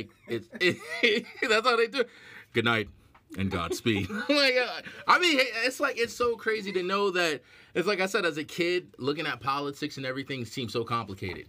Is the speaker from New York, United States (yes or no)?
yes; New York, United States; I'm from New York.